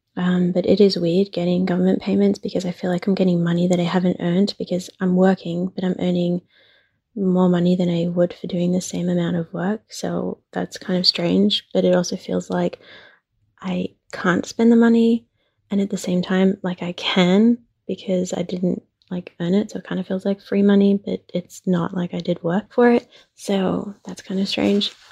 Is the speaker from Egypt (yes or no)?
no; Australia; I'm from Australia